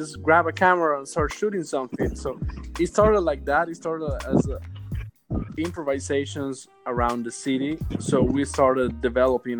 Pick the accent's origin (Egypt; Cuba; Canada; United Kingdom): Cuba; moved away as an adult; now in New York, United States; I was born and raised in Cuba until I was 24 years old.